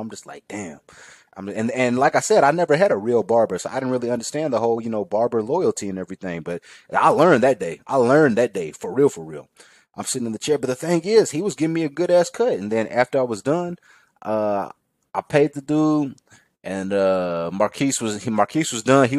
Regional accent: Pflugerville, Texas, United States; I'm a kid from the Pflugerville. I'm a kid from the burbs.

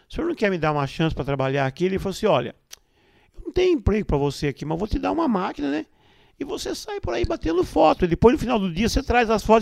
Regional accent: Taquarituba, São Paulo, Brazil; a fotografia ela já estava em mim, cara, desde a minha infância, lá em Taquarituba, quando eu tinha lá meus 7, 8 anos de idade, cara.

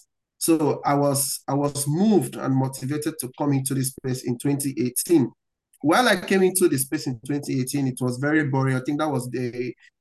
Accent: Nigeria; From where I'm coming from, I'm coming from Africa, I'm coming from Nigeria.

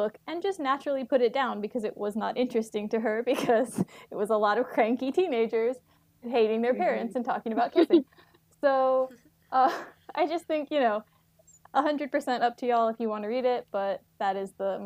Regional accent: Texas, United States; moved away as an adult; also born or lived in New York City; I'm from Texas. I'm going to say y'all

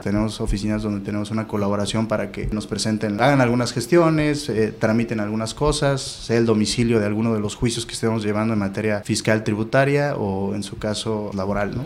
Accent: Oaxaca, Mexico; moved away as an adult; now in Tijuana, Mexico; Yo soy del estado de Oaxaca, nací ahí, estudié ahí la licenciatura en Derecho

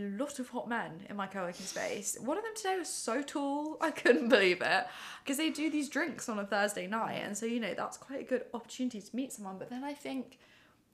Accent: Surrey, South East England, United Kingdom; also born or lived in Exeter; now in London, United Kingdom; I grew up in Surrey

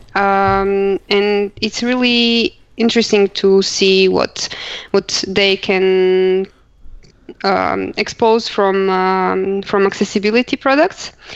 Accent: Croatia; moved away as an adult; now in Luxembourg; I come from Croatia, but I live already for um, more than four years in Luxembourg

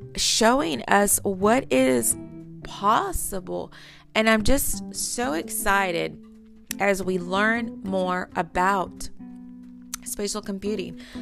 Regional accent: Texas, United States; I'm from Texas

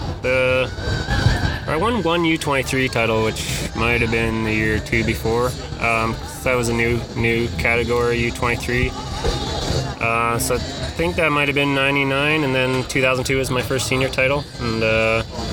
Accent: Vancouver Island, British Columbia, Canada; I grew up on Vancouver Island in the mid-90s

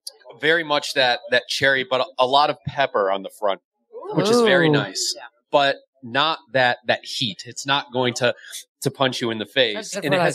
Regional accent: Chicago, Illinois, United States; I'm from Chicago also.

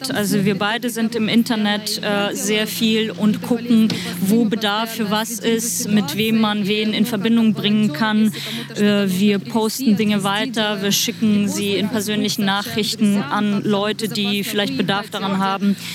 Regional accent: Sumy, Sumy Oblast, Ukraine; German is a second language; moved away; also born or lived in Kyiv; Also äh, ich komme ursprünglich aus Summe äh, und meine Familie ist in Summe und äh, ich habe in Kiew gewohnt

